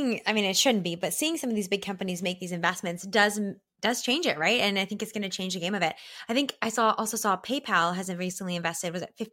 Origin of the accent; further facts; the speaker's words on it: Canada; my perspective as a Canadian